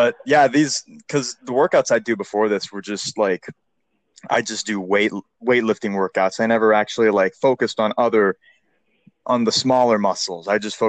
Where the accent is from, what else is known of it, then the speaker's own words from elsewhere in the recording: Houston, Texas, United States; I'm from Houston, Texas